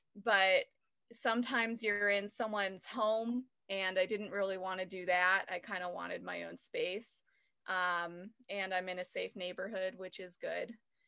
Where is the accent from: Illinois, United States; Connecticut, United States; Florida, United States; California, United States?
California, United States; Manhattan Beach; now in Kentucky, United States; I'm from Los Angeles, Manhattan Beach.